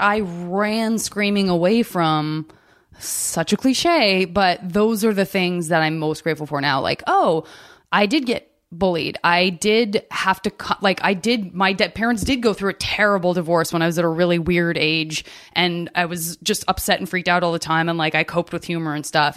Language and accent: English; Arizona, United States; I'm from Arizona